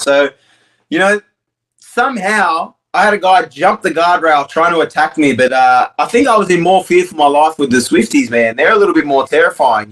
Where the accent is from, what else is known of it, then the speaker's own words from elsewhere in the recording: Australia; I'm as Australian as it comes